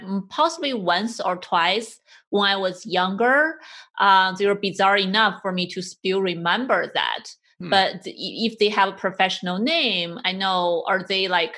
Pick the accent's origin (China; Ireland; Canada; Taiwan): China; moved away; I grew up in China